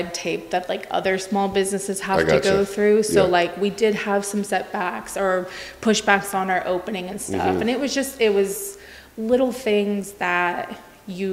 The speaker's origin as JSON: {"language": "English", "region": "West Coast", "country": "United States", "moved": "yes", "said": "I'm from the West Coast"}